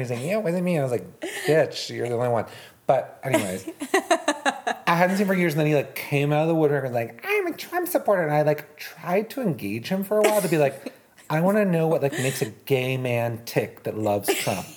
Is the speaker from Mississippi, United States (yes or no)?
no; Boston, Massachusetts, United States; I'm from Boston